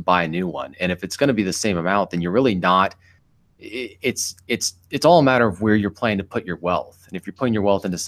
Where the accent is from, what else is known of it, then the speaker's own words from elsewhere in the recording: Bellevue, Washington, United States; now in Central Washington, United States; I grew up in Bellevue and I was living there up until recently, and then I bought a house in the central part of the state